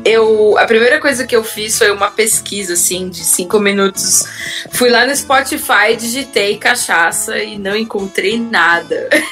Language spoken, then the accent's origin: Portuguese; Sorocaba, São Paulo, Brazil; accent: caipira; moved away as an adult; now in Vienna, Austria; só eu e meu irmão que fomos criados em Sorocaba